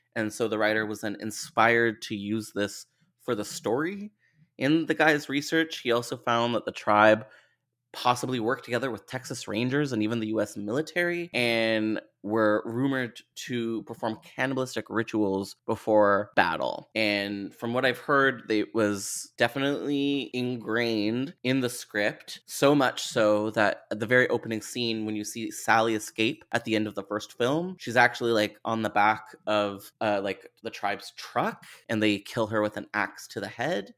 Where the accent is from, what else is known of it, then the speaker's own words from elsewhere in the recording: Canada; as a Canadian